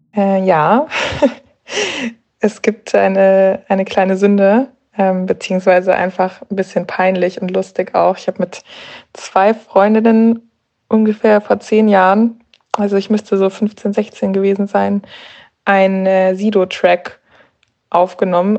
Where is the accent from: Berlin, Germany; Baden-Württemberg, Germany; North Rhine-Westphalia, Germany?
Berlin, Germany; Ich komme aus Berlin